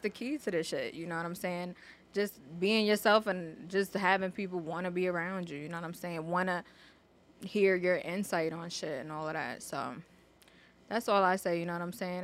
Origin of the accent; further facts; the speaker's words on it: New York City, New York, United States; I grew up in the Bronx